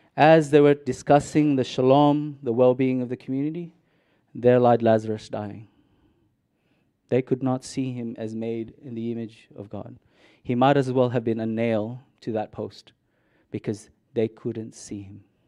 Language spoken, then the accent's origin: English; Mindanao, Philippines; now in Australia; I grew up in Mississippi City, I was born in Minden